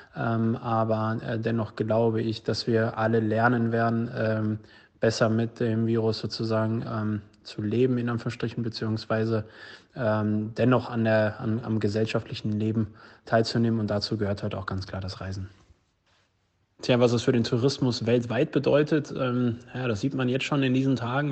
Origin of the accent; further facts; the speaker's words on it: Dortmund, North Rhine-Westphalia, Germany; hier in Dortmund, ich komme ja aus Dortmund